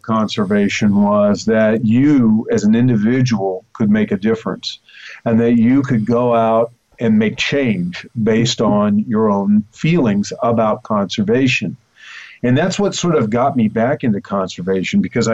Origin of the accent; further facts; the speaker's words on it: New York City, New York, United States; Growing up in the heart of Manhattan in the shadow of the Empire State Building